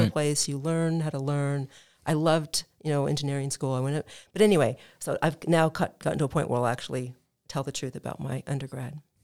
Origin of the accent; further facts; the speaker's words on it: Midwest, United States; moved away; I grew up in the Midwest